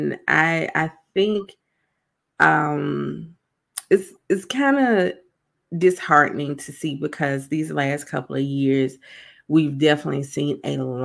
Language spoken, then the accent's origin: English; South Carolina, United States; I'm from South Carolina.